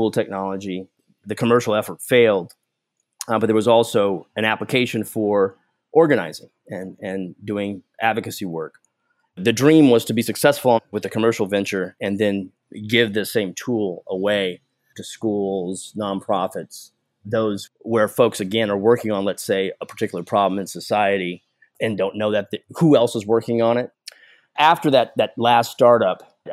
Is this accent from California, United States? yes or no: yes; Seaside, California, United States; also born or lived in San Francisco, California; I was born in San Francisco, adopted basically from birth, and grew up in Seaside, California, which is just on the edge of Monterey, California.